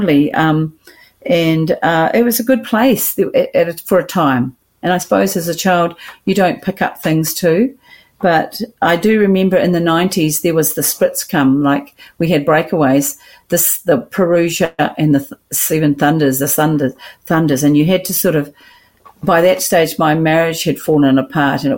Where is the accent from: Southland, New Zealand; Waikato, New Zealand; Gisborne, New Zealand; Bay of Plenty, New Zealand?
Gisborne, New Zealand; raised in Gisborne Christian Fellowship